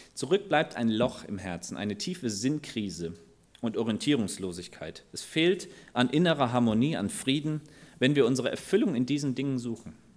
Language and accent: German; Germany; unser Wohlstand als Deutsche